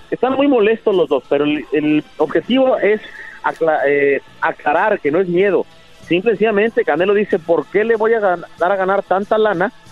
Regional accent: Mexico; Y lo digo con orgullo porque como mexicanos somos el único medio en español que cubrimos el boxeo.

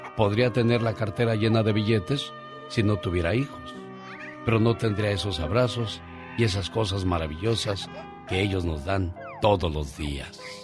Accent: Cuernavaca, Morelos, Mexico; moved away as an adult; now in United States; yo vengo de Cuernavaca, Morelos.

